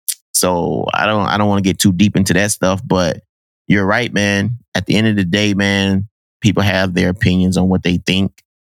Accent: United States; So how do you think those conversations happened? And how it translates to me growing up in America?

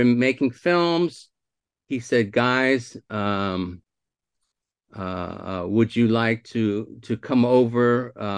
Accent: Santa Rosa, California, United States; also born or lived in South Philadelphia, Pennsylvania / Irvine, California; I was born in South Philly, but I grew up in Santa Rosa, California, Northern California

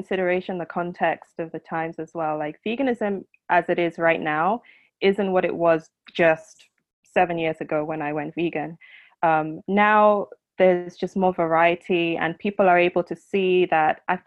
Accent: Lagos, Nigeria; I was born and raised in Lagos, Nigeria

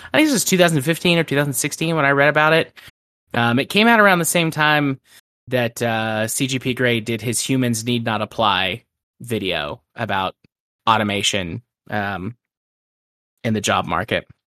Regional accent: United States; I'm an American.

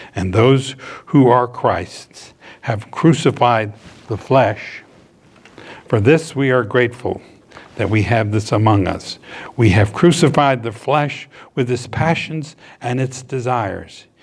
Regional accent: Norfolk, Virginia, United States; moved away as an adult; also born or lived in Miami, Florida; I grew up in Norfolk, Virginia

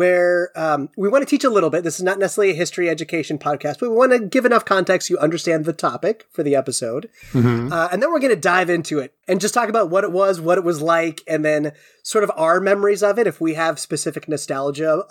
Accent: Cincinnati, Ohio, United States; moved away as an adult; also born or lived in Connecticut; now in Pacific Northwest, United States; I was born in 84, but my family moved to Cincinnati, Ohio in 1990

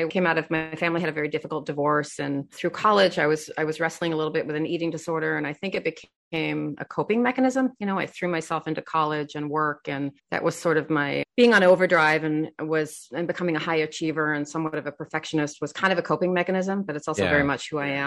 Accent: Australia; I grew up in Australia

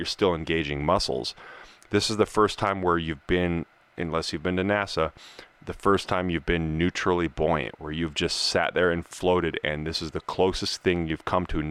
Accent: Colorado, United States; now in California, United States; We're from Colorado.

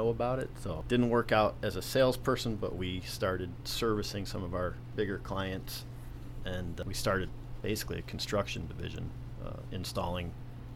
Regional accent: Rochester, New York, United States; moved away; I'm from Rochester, New York

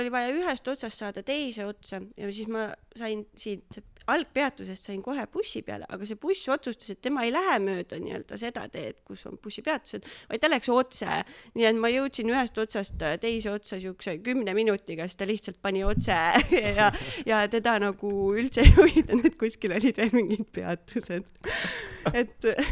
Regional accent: Viljandi, Viljandi County, Estonia; moved away as an adult; also born or lived in Tallinn; now in Nõo, Estonia; aga pärit olen Viljandist, kasvasin üles Viljandimaal ja käisin seal äh, põhikoolis, keskkoolis

